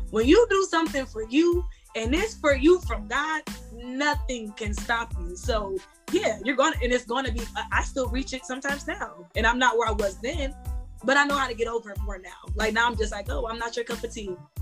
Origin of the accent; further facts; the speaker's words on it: Akron, Ohio, United States; I'm from Akron, Ohio.